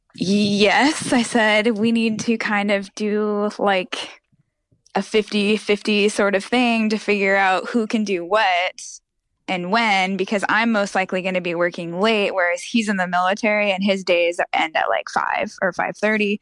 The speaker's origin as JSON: {"language": "English", "region": "Montana", "country": "United States", "moved": "yes", "lives_now": "Texas, United States", "said": "I'm actually from Montana"}